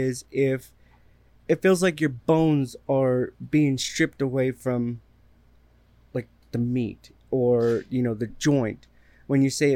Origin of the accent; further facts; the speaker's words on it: Texas, United States; I'm from Texas and I worked in a downtown hospital.